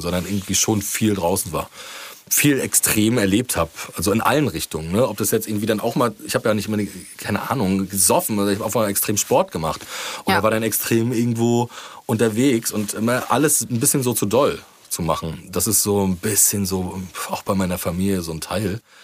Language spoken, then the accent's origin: German; Rostock, Mecklenburg-Vorpommern, Germany; meine Heimatstadt